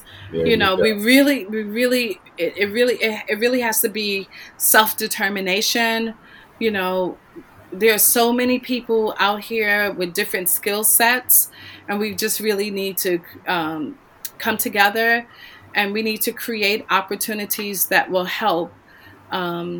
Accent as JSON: {"language": "English", "region": "New York", "country": "United States", "tie": "born or raised there", "moved": "yes", "said": "settled in my hometown, you know, New York"}